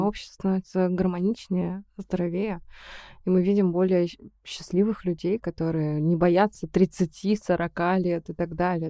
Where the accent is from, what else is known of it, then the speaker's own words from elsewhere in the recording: Perm, Perm Krai, Russia; moved away as an adult; Я приехала из Перми